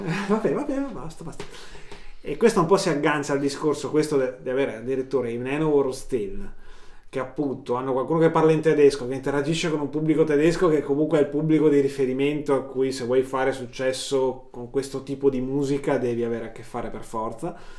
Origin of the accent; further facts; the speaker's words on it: Verona, Veneto, Italy; noi siamo, si sente dal leggero accento soprattutto del dottor, eh, dottor … qui a fianco a me, che siamo di Verona